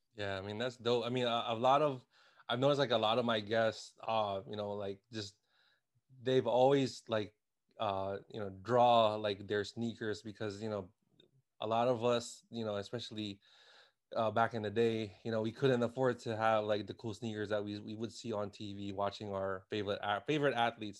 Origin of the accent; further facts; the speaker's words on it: Washington, District of Columbia, United States; I am from Washington, D C.